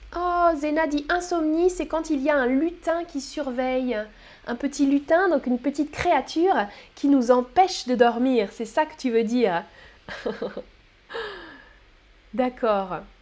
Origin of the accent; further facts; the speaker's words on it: France; je suis française.